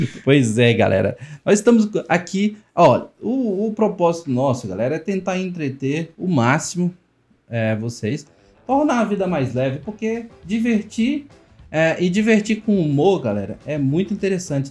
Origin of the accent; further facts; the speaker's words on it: Luziânia, Goiás, Brazil; nós somos de Lusiânia praticamente é o cerrado